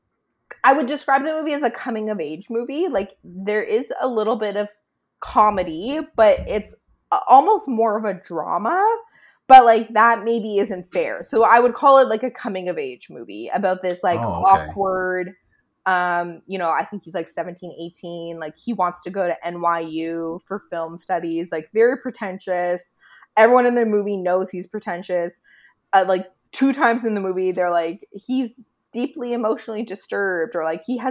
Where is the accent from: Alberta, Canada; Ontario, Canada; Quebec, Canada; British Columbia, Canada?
Ontario, Canada; Burlington; Burlington, my hometown